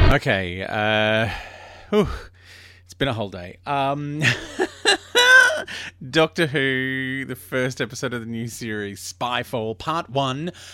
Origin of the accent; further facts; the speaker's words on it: Melbourne, Victoria, Australia; I grew up in Brunswick.